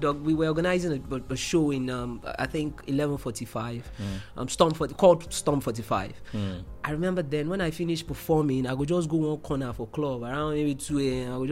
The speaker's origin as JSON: {"language": "English", "region": "Lagos", "country": "Nigeria", "tie": "born or raised there", "said": "I grew up in Mile 2"}